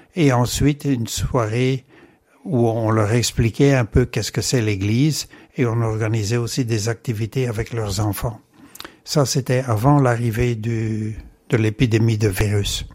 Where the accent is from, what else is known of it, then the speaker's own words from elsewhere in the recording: Comines, Wallonia, Belgium; moved away as an adult; now in Hong Kong; je suis né à Comines et j'ai vécu toute mon enfance et ma jeunesse à Comines